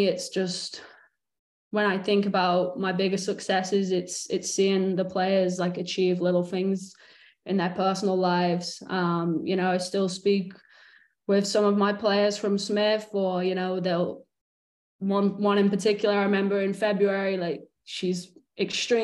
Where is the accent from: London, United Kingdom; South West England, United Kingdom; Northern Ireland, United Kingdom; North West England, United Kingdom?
North West England, United Kingdom; Morecambe; now in United States; when I was growing up in Morecambe